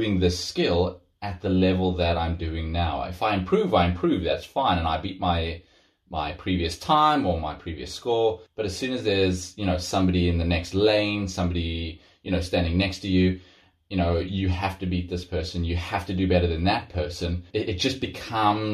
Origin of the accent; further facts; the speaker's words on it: South Africa; moved away; I come from South Africa, where there's big open spaces, great place to run